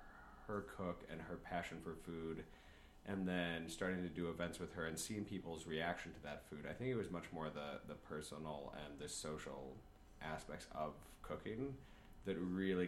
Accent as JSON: {"language": "English", "region": "Michigan", "country": "United States", "tie": "born or raised there", "said": "I grew up in Michigan"}